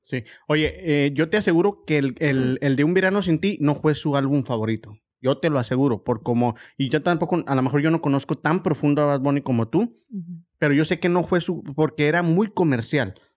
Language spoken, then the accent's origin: Spanish; Mexico; como mexicano